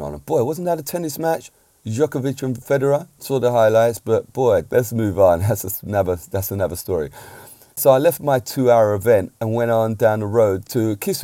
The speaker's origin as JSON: {"language": "English", "region": "England", "country": "United Kingdom", "tie": "born or raised there", "said": "I'm an Englishman, I've got to say. I'm a UK, born in the UK, but my parents are from Jamaica"}